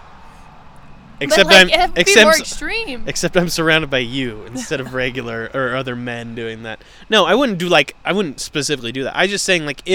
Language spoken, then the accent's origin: English; California, United States; I'm from California.